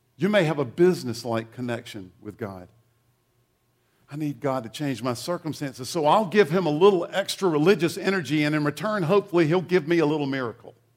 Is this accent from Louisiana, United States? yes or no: no; eastern South Carolina, United States; moved away; I grew up in uh, a small town in eastern South Carolina